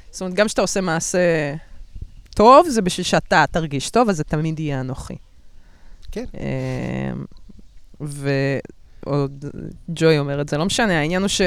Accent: Russia; אני רוסייה, מי זה מעניין?

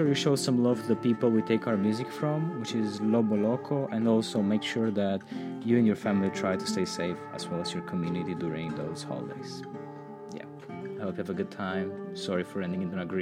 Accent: Romania; in Romania right now, my home country, which I really care deeply about

